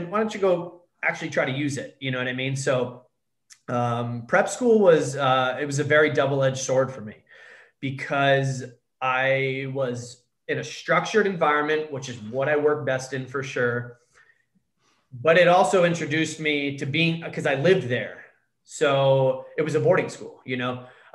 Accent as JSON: {"language": "English", "region": "Connecticut", "country": "United States", "tie": "born or raised there", "moved": "yes", "lives_now": "San Diego, United States", "said": "I grew up with parents that were very well off in Connecticut."}